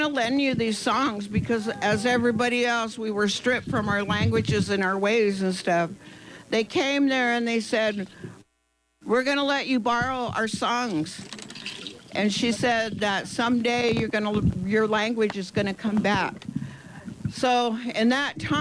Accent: Round Valley, California, United States; I'm from Round Valley, and I'm a descendant of the ancestral people, the first people of Round Valley

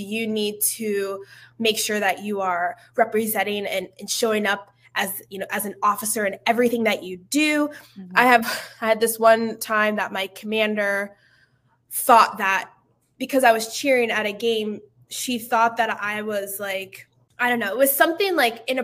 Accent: Stroudsburg, Pennsylvania, United States; moved away as an adult; also born or lived in Atlanta / California; I'm originally from Stroudsburg, Pennsylvania, and East Coast girl

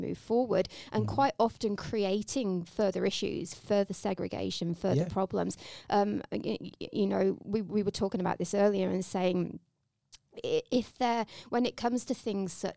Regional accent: England, United Kingdom; now in Australia; I'm English.

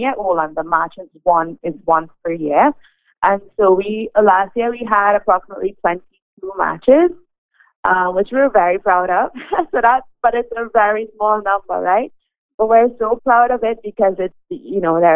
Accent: Trinidad & Tobago; moved away as an adult; now in Canada; I came to Canada in 2017, and I am from Trinidad and Tobago, and I practiced medicine there for 4 years

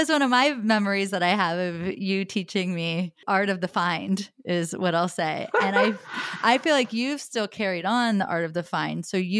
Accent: Logansport, Indiana, United States; I mean, I'm from Logansport, Indiana.

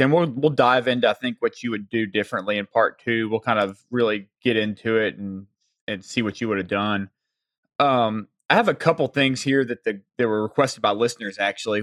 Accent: the South, United States; accent: Southern; my Southern accent

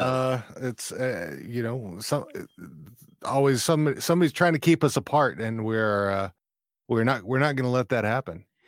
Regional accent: Fort Worth, Texas, United States; moved away; also born or lived in Leonard, Texas; I was raised, uh, initially, I was raised in Fort Worth, but then, you know, when I was twelve, we moved out to r, very rural Texas

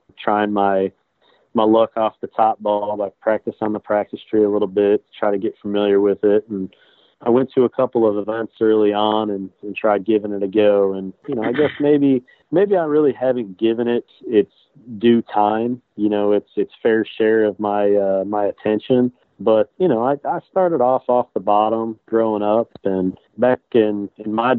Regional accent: Avon Lake, Ohio, United States; also born or lived in Wellington, Ohio / Toledo, Ohio; I grew up in Avon Lake, Ohio, which is literally on the lakefront of Lake Erie, probably about 30 minutes west of Cleveland, Ohio.

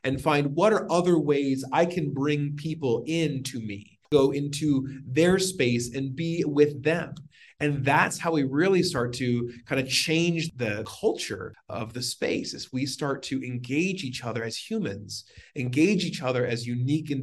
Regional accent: Washington, United States; now in Arizona, United States; born and raised in Washington and live in Arizona

